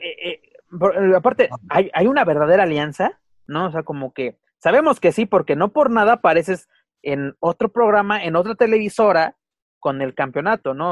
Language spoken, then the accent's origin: Spanish; Mexico; also born or lived in Mexico City; también nosotros somos norteamericanos